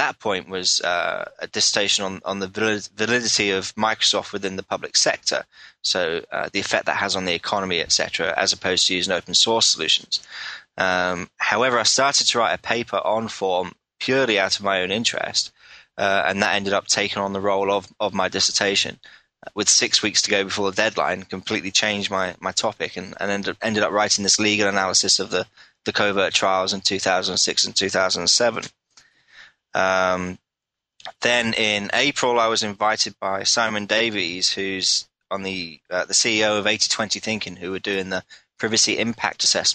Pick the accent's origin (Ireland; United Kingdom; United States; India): United Kingdom; England; I'm from England